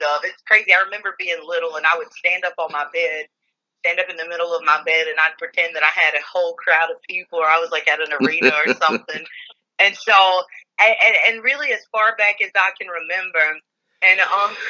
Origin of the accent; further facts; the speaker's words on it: Poplarville, Mississippi, United States; We grew up in Poplarville, Mississippi